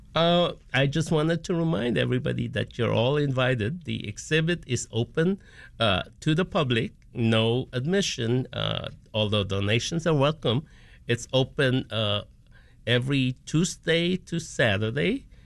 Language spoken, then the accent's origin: English; Philippines; now in Chicago, United States; born and raised in the Philippines, but now have spent two-thirds of my time of my life here in the U S